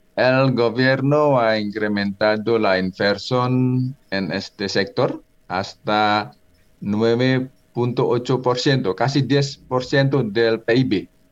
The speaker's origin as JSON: {"language": "Spanish", "country": "Indonesia", "second_language": "Spanish", "moved": "as an adult", "lives_now": "Colombia"}